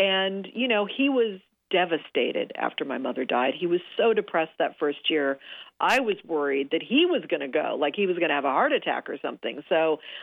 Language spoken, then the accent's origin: English; Los Angeles, California, United States; I grew up here in Los Angeles